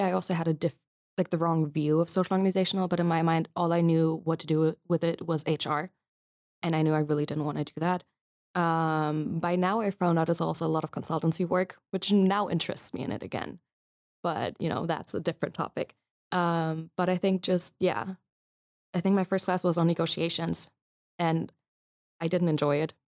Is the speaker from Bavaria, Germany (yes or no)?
yes; Munich, Bavaria, Germany; moved away as an adult; also born or lived in United States; now in Leiden, Netherlands; I'm from Germany originally, from Munich.